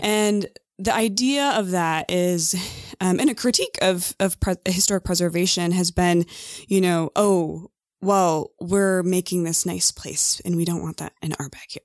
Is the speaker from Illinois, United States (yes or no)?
yes; Mendota, Illinois, United States; moved away as an adult; I'm from Illinois